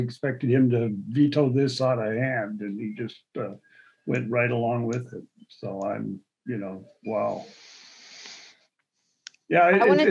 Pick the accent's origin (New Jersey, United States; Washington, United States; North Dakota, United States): North Dakota, United States; Well, growing up in North Dakota, I have become a rock solid atheist.